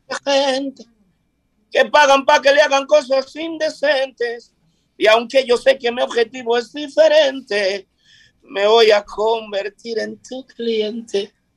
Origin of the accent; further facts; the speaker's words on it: Vicente Noble, Barahona, Dominican Republic; moved away as an adult; also born or lived in Europe; Yo ahora mismo estoy viviendo en Vicente Noble, mi pueblo, eh, el sur de la República Dominicana